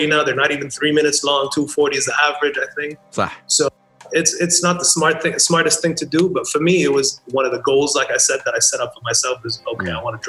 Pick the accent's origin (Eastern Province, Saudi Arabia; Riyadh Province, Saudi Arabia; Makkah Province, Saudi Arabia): Eastern Province, Saudi Arabia; Khobar; I had to represent, Khobar